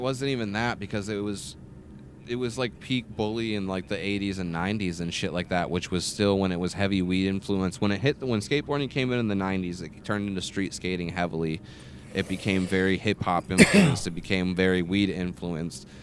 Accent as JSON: {"language": "English", "region": "Michigan", "country": "United States", "said": "I came out from Michigan for the summer"}